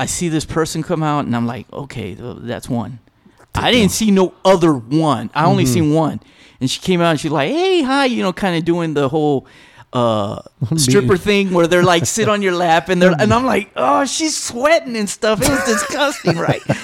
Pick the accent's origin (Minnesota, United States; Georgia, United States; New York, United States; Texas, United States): Texas, United States; El Paso; I'm from El Paso